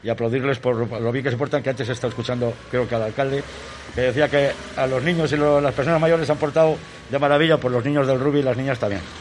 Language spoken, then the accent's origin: Spanish; Valladolid, Castile and León, Spain; Yo que vengo de Valladolid, que vengo de haber estado en Salvador durante 15 años allí trabajando